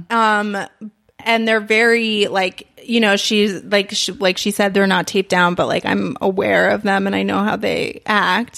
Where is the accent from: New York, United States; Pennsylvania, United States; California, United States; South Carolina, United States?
New York, United States; moved away; I'm from New York